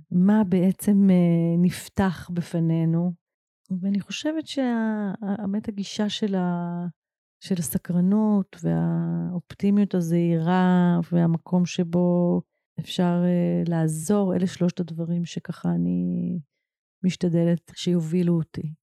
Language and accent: Hebrew; Israel; גדלתי בקיבוץ